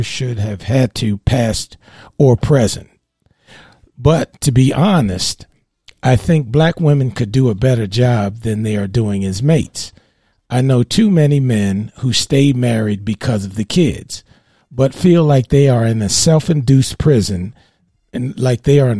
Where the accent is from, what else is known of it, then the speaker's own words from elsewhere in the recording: Baltimore, Maryland, United States; I grew up with in Baltimore